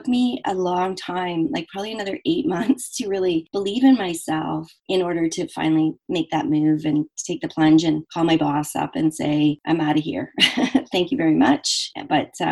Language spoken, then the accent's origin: English; Canada; I am Canadian